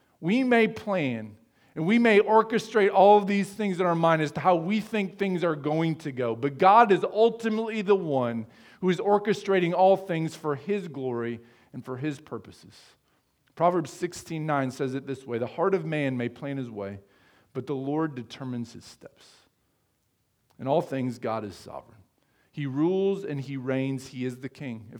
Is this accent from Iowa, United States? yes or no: yes; Sheraton, Iowa, United States; now in Fremont, United States; in my hometown of Sheraton, Iowa